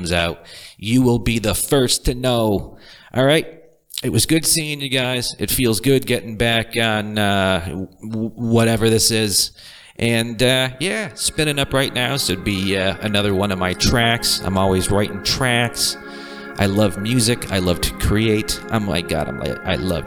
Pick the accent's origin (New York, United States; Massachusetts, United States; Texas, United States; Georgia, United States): Massachusetts, United States; Boston; born into a lower to middle class family from the Boston area